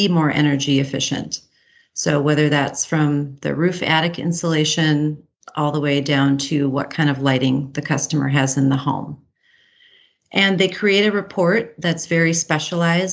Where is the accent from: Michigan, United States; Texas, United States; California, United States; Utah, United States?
Michigan, United States; Upper Peninsula of; growing up in Michigan's beautiful Upper Peninsula